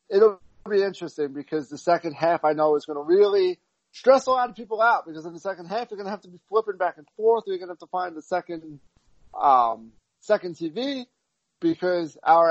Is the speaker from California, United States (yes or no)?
no; Cincinnati, Ohio, United States; So I grew up in Cincinnati. I'm a Bearcat fan.